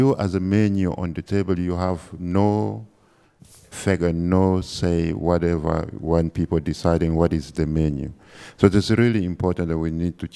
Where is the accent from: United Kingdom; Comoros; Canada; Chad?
Chad; I'm from Chad